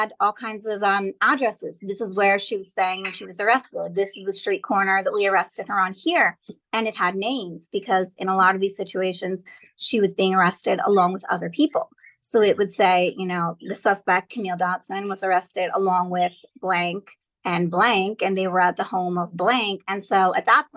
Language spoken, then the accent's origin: English; New Jersey, United States; I'm from New Jersey. I'm a Jewish girl. When you're a Jewish Jersey girl